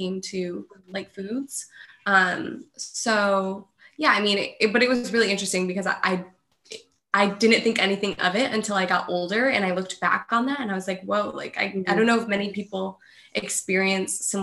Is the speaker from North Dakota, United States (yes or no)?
no; Livonia, New York, United States; I'm from Rochester, well, south of Rochester, New York, actually Livonia. So it's in upstate New York.